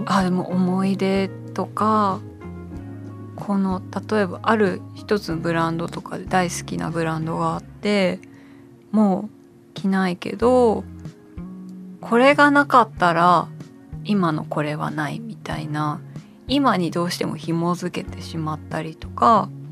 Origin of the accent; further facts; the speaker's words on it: Shitamachi, Tokyo, Japan; 私は下町出身なので両国がすごく身近なんですけど